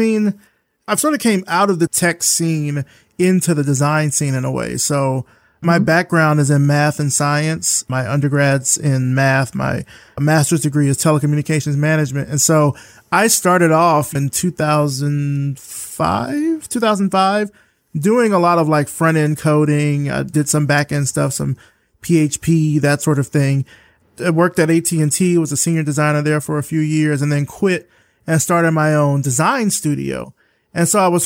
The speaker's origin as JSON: {"language": "English", "region": "Alabama", "country": "United States", "moved": "yes", "lives_now": "Atlanta, United States", "said": "I'm from the South. I'm from Alabama."}